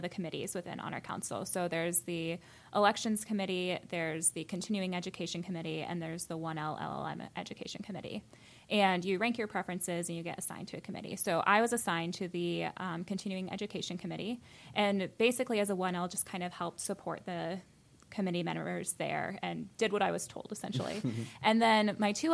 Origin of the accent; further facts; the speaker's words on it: Champaign, Illinois, United States; moved away as an adult; also born or lived in Indiana / Chicago, Illinois; now in Williamsburg, Virginia, United States; I'm originally from Champaign, Illinois